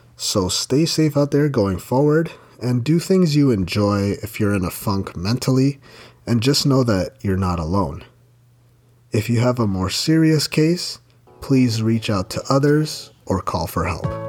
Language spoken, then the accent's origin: English; Ontario, Canada; I've been blessed to have been born and raised in Ontario, Canada.